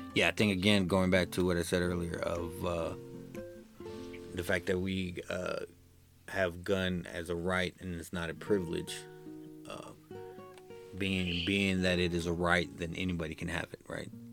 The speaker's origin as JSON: {"language": "English", "country": "United States", "said": "I'm American"}